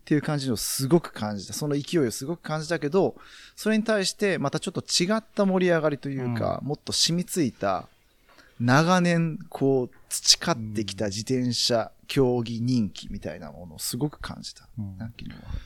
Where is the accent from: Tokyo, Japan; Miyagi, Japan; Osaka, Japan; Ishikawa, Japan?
Osaka, Japan; Sakai; 自分、まあ、堺出身なんで、堺には